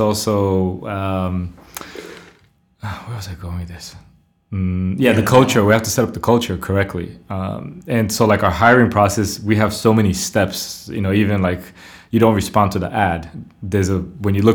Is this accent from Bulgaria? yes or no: yes; Plovdiv, Plovdiv Province, Bulgaria; moved away; I was born not in Sofia, in Plovdiv, but I've been going for the last 7 years, every 2-3 years